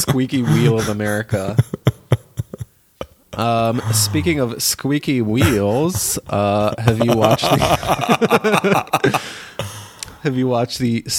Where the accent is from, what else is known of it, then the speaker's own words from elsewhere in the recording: Israel; moved away; growing up in Israel